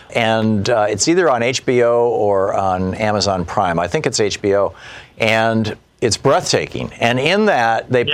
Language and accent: English; Lansing, Michigan, United States; I grew up in, in Lansing, Michigan